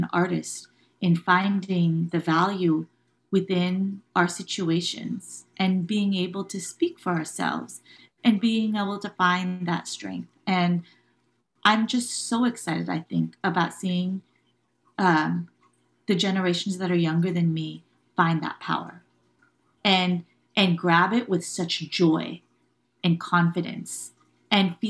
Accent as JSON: {"language": "English", "town": "Irvine", "region": "California", "country": "United States", "tie": "born or raised there", "said": "I grew up in Irvine, California"}